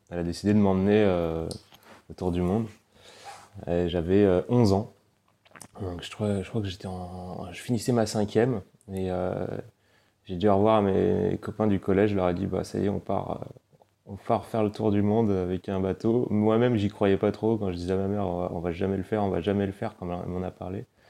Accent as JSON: {"language": "French", "town": "Paris", "region": "Île-de-France", "country": "France", "tie": "born or raised there", "moved": "yes", "said": "j'ai grandi à Paris et mes deux parents sont niçois"}